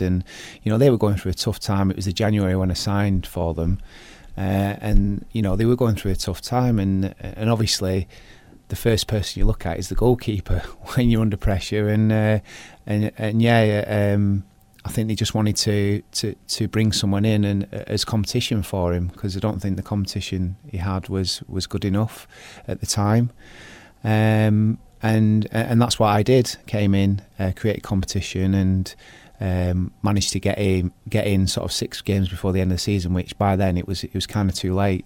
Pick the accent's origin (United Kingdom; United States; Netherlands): United Kingdom; Bolton, North West England; I was born in Bolton and I played for Bolton Town team